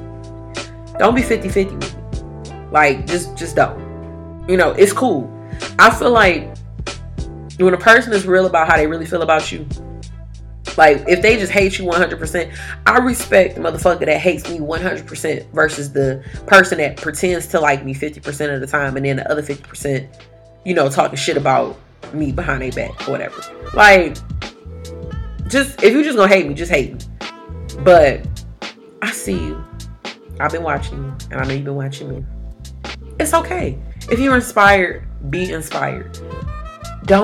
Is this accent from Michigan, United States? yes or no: yes; Detroit, Michigan, United States; I'm from Detroit